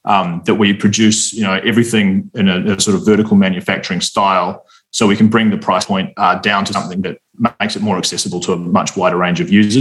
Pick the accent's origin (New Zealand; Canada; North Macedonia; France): New Zealand; moved away as an adult; also born or lived in Australia; I'm from New Zealand originally